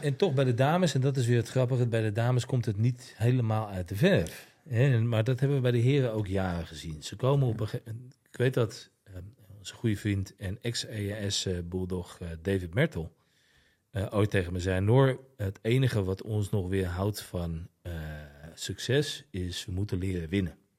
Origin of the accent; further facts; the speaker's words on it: Netherlands; je eigen land